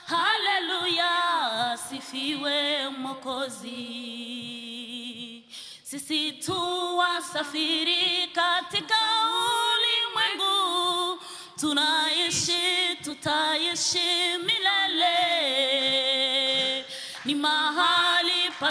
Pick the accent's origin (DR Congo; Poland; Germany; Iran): DR Congo; now in Kungälv, Sweden; Eh, jag kommer från Kongo. Jag bor i Kungälv. Jag är gift. Jag har tre pojkar.